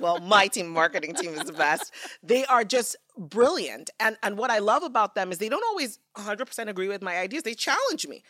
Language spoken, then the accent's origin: English; Nigeria; moved away; growing up in Nigeria